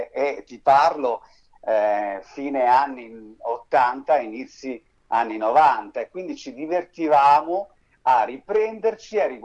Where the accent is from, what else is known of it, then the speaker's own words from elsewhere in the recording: Bern, Switzerland; born there; Sì, diciamo che sono nato a Berna in Svizzera interna, mia mamma è spagnola di Madrid, mio papà è del sud Italia, è lucano, sono cresciuto sempre tra frontiera